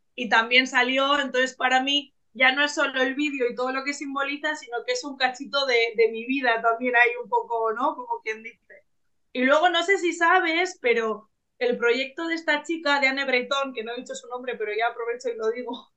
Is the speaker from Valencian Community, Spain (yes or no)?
no; Bilbao, Basque Country, Spain; yo soy de Bilbao, del norte de España, y represento a Vizcaya